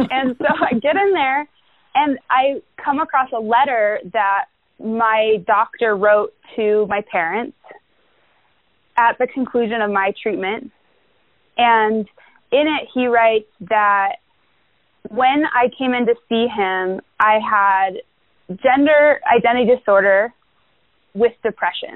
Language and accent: English; Englewood, Colorado, United States; I grew up in Englewood, Colorado